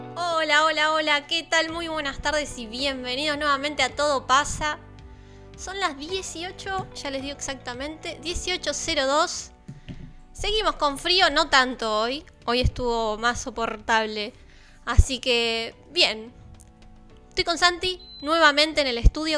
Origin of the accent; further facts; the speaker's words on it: Balcarce, Buenos Aires Province, Argentina; now in Buenos Aires, Argentina; Yo que soy de Balcarce